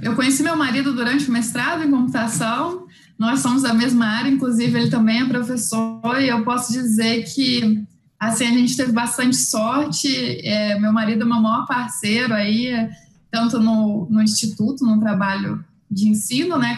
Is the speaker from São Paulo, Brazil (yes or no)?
no; Rio de Janeiro, Brazil; moved away as an adult; now in Mato Grosso, Brazil; Eu sou do Rio de Janeiro originalmente, né? Então a gente veio para o Mato Grosso